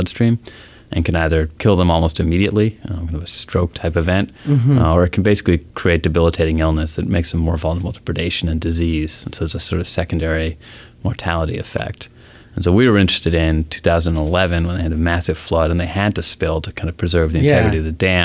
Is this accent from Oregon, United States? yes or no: yes; Portland, Oregon, United States; also born or lived in Seattle, Washington; now in California, United States; I grew up in Portland, Oregon